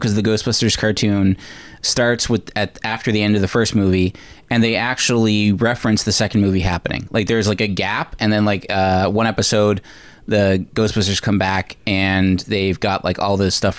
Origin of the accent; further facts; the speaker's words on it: Newfoundland and Labrador, Canada; growing up in Newfoundland